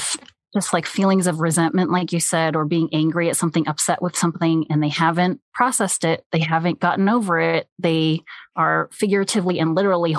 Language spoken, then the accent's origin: English; United States; also born or lived in South Korea (parents); I am Korean American and I grew up with immigrant parents who raised me the way that they were raised